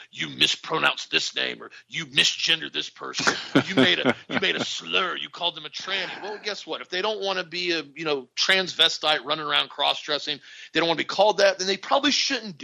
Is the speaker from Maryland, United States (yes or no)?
no; Florida, United States; I'm from Florida